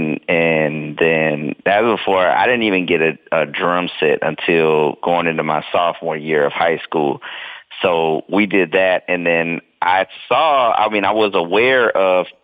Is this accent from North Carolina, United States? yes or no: yes; Durham, North Carolina, United States; also born or lived in Danville, Virginia; now in Atlanta, United States; when I was two, we moved to Durham, North Carolina. And that's kind of where I, you know, grew up, as they say